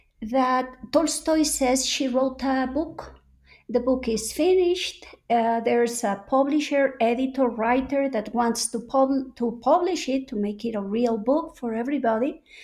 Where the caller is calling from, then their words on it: Mexico City, Mexico; I'm calling in from Coyoacán in Mexico City, two blocks away from Frida Kahlo's house, where I normally spend half of the year.